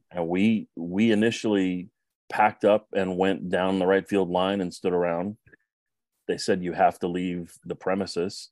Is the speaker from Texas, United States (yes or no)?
no; Fort Collins, Colorado, United States; moved away as an adult; also born or lived in Los Angeles, California; now in Louisville, United States; I grew up in Fort Collins, Colorado